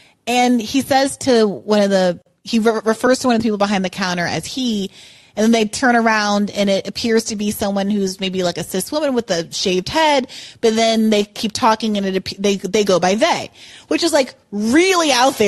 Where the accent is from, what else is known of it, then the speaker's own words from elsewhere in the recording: United States; as an American growing up in those environments, it was so exhausting to have to listen to that all the time.